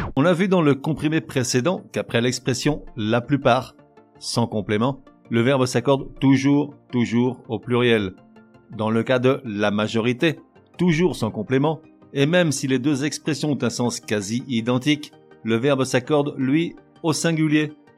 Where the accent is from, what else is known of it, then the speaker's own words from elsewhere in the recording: France; moved away; je suis français, mais je vis à l'étranger